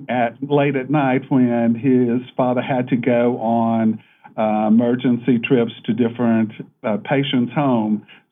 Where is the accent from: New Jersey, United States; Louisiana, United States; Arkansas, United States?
Louisiana, United States; Alexandria; I am from Louisiana, and I grew up in Alexandria and went to church at Parkview Baptist Church. And at age 12, I accepted Christ as my Savior.